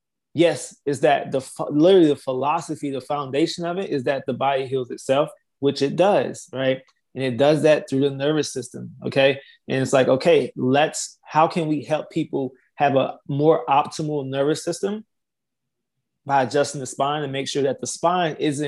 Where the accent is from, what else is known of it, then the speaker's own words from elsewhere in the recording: Laurel, Mississippi, United States; I'm originally from Laurel, Mississippi